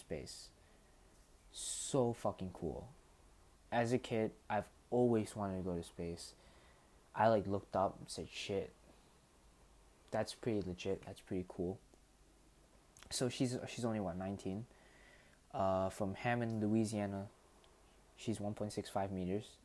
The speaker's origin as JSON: {"language": "English", "country": "Malaysia", "said": "I'm not American. I'm purely Malaysian"}